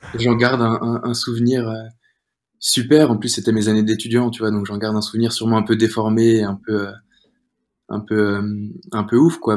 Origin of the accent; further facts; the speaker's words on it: Rennes, Brittany, France; moved away as an adult; also born or lived in Angers / Paris; now in Nice, France; je suis rennais, je viens de, de Bretagne